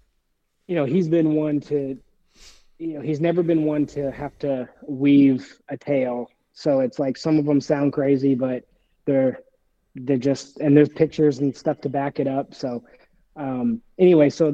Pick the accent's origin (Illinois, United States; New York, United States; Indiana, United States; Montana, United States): Montana, United States; Bigfork; also born or lived in Whitefish, Montana; where I grew up out in Big Fork, Montana